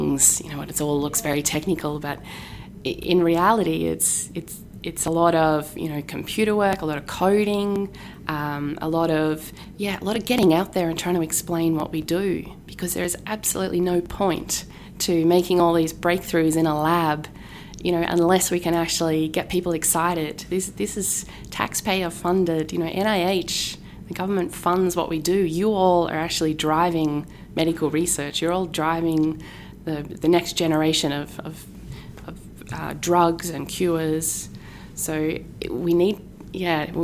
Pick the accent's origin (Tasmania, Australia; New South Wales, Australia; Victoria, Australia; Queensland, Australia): Tasmania, Australia; moved away as an adult; now in Massachusetts, United States; my hometown in Tasmania